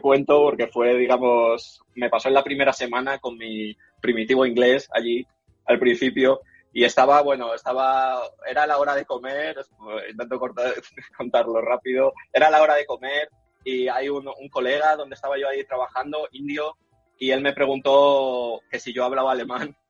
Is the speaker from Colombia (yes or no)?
no; Madrid, Community of Madrid, Spain; moved away as an adult; also born or lived in Germany / Berlin; now in Silicon Valley, United States; yo soy de Carabanchel, de, Madrid